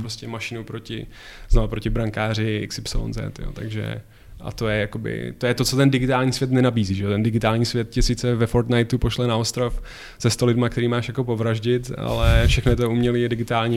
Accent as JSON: {"language": "Czech", "town": "Plzeň", "region": "Plzeň Region", "country": "Czechia", "tie": "born or raised there", "said": "já jsem chodil na stejnou základku jako on v Plzni na fotbalovou"}